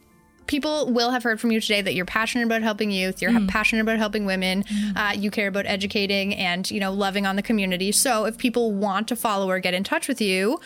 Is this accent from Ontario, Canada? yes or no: yes; near Toronto, Ontario, Canada; I grew up near Toronto, actually. That's where I went to high school.